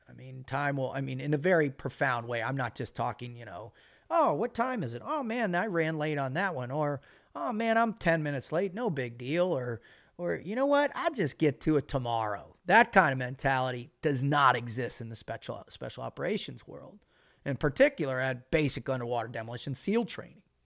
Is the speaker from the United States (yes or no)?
yes; Boca Raton, Florida, United States; as a kid growing up in Boca Raton, Florida